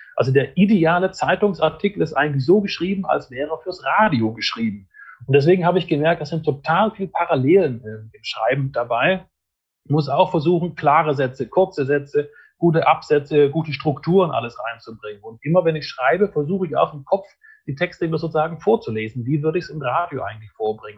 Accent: Fellbach, Baden-Württemberg, Germany; ich komme aus Fellbach in der Nähe von Stuttgart

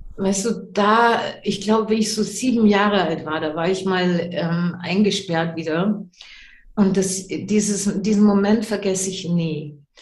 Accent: Germany; moved away; also born or lived in English-speaking countries; Ich bin in Deutschland geboren, deswegen erinnere ich mich noch an die deutsche Sprache.

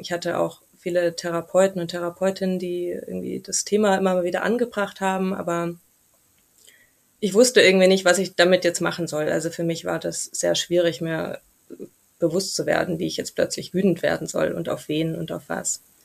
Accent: near Stuttgart, Baden-Württemberg, Germany; now in Munich, Germany; ich komme ursprünglich aus der Nähe von Stuttgart und wohne mittlerweile in München

